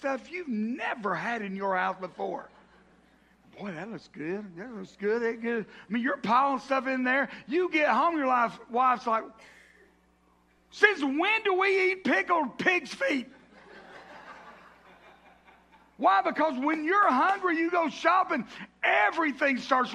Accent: the South, United States; I grew up in the South

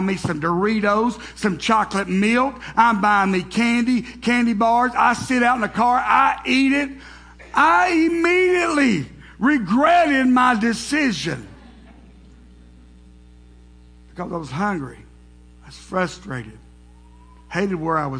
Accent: the South, United States; being from the South, growing up in the South, with brothers

